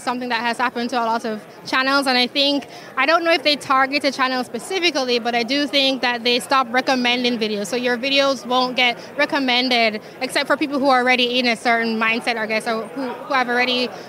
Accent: Jamaica; also born or lived in upstate New York, United States / New York City, United States; now in United States; I'm from Jamaica, and I came to the U.S. in 2010

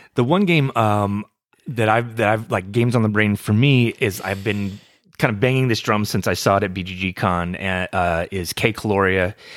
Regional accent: Texas, United States; I am from Texas

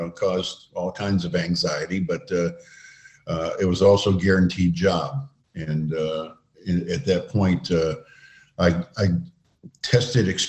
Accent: Dearborn, Michigan, United States; I grew up in Dearborn

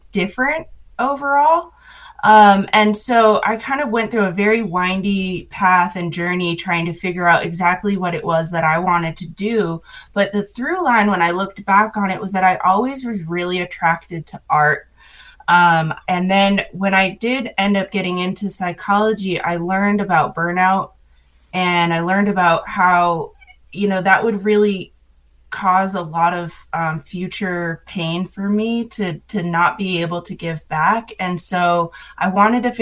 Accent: Massachusetts, United States; moved away as an adult; now in Hendersonville, United States; I'm originally from Massachusetts

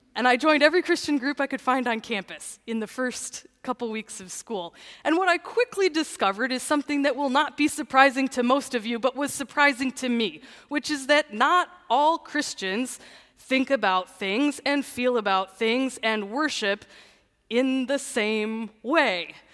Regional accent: Canton, Michigan, United States; I grew up in Canton

